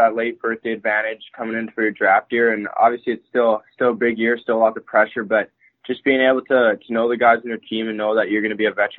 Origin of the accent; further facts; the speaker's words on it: Saskatoon, Saskatchewan, Canada; I'm from Saskatoon, Saskatchewan